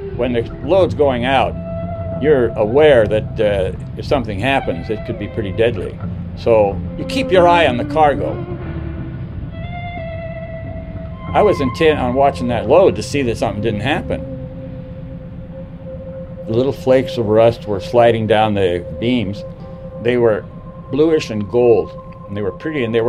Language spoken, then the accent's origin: English; San Pedro, California, United States; I was born in San Pedro, California in 1925